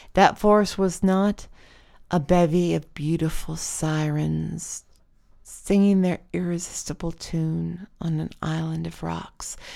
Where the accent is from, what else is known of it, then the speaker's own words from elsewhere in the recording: Wyoming, United States; now in Portland, United States; My hometown in Wyoming had a river running through it, the Platte River